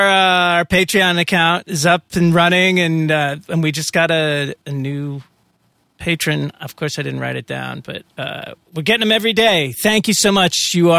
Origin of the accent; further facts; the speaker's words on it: Massachusetts, United States; I mean, I grew up in Massachusetts and everybody was, you know, Red Sox fans.